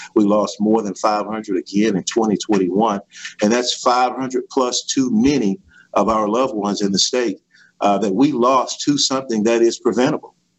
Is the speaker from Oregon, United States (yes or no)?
no; Bond, Mississippi, United States; I am from uh, Bond, Mississippi, in Stone County. Uh, I graduated from Stone County High School